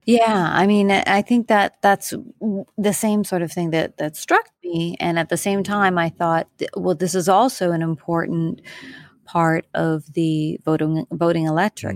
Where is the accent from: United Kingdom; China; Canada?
Canada; now in New York City, United States; I am a Canadian living in New York City.